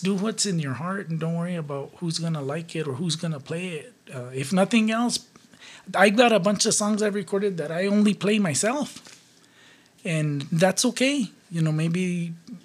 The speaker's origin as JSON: {"language": "English", "town": "Ribera", "region": "New Mexico", "country": "United States", "tie": "born or raised there", "said": "I grew up in Rivera, a suburb of Rivera, actually. It's called El Coruco."}